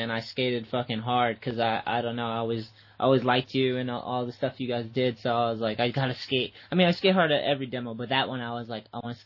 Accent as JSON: {"language": "English", "town": "Boston", "region": "Massachusetts", "country": "United States", "said": "I'm from Boston"}